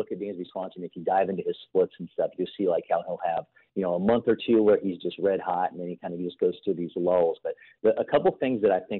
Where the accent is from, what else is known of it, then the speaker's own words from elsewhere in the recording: Ohio, United States; I grew up in Ohio, so we would drive up to Detroit